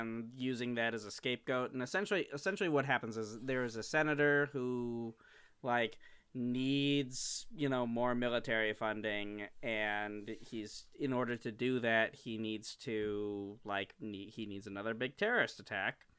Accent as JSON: {"language": "English", "region": "Midwest", "country": "United States", "said": "I am from the Midwest"}